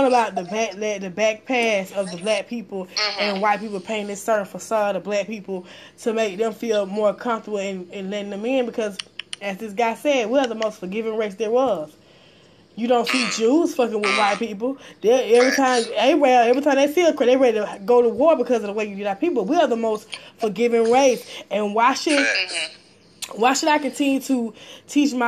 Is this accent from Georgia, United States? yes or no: yes; Atlanta, Georgia, United States; I'm in Atlanta, Georgia. I'm from Atlanta, Georgia